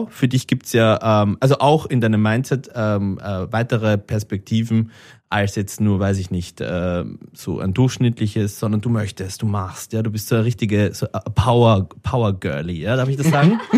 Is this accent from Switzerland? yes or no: no; Austria; Ich schäme mich als Österreicher für dich, dass du zu meinen Landsleuten gehörst